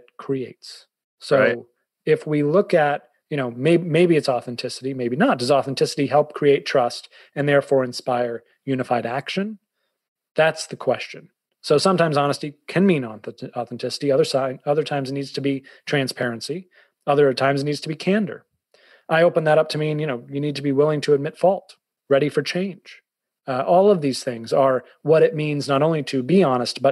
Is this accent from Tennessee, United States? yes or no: no; Boston, Massachusetts, United States; also born or lived in New York / Fairfield County, Connecticut; now in Connecticut, United States; I'm a Bostonian